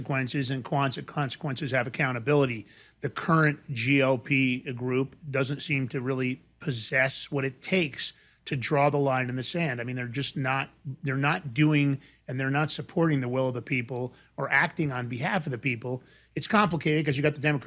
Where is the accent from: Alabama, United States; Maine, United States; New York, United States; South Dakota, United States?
New York, United States; Growing up in New York